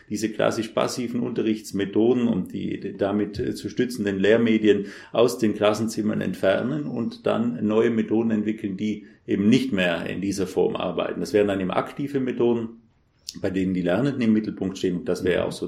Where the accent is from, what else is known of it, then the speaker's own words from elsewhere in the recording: Trentino-Alto Adige, Italy; ich komme ursprünglich aus Südtirol, was man möglicherweise am Akzent hört, den ich ja mitgenommen habe von dort und habe dort auch die Schule besucht.